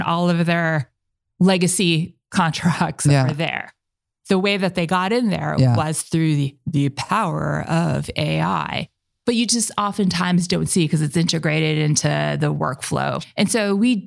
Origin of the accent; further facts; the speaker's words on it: Southern California, United States; now in Seattle, United States; I'm also from Southern California originally.